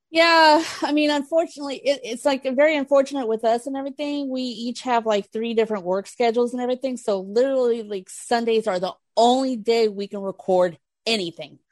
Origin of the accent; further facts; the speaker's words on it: Houston, Texas, United States; in Texas, in Houston, my hometown